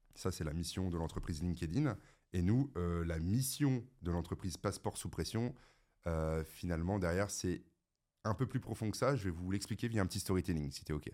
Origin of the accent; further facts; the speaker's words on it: the North, France; Je viens quand même du Nord